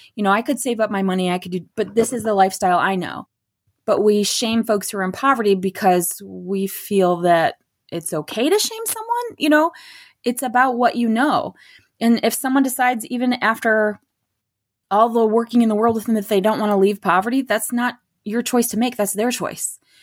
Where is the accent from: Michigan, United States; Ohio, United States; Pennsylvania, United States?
Michigan, United States; Beaverton; also born or lived in Midland, Michigan; now in Gladwin, United States; I grew up in Beaverton, Beaverton, Michigan